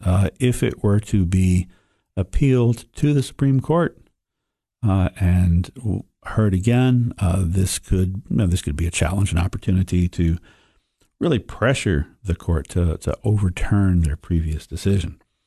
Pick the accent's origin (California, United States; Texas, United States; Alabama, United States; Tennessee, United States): Tennessee, United States; Sparta; a native of the Upper Cumberland. I was born in Sparta